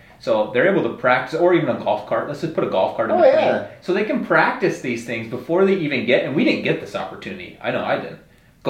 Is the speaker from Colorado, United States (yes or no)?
no; Mesa, Arizona, United States; I grew up in Mesa.